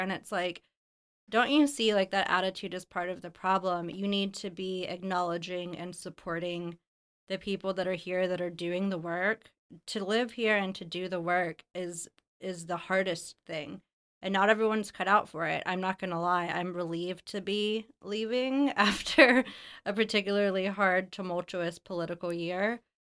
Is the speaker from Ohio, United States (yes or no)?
no; Alabama, United States; moved away as an adult; also born or lived in New Orleans / Los Angeles; I moved back to Alabama, my hometown, after living, you know, all over New Orleans, Los Angeles, abroad